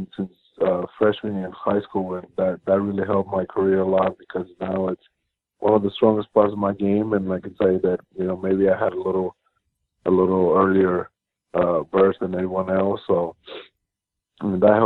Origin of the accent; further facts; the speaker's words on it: Mexico; moved away; growing up in Mexico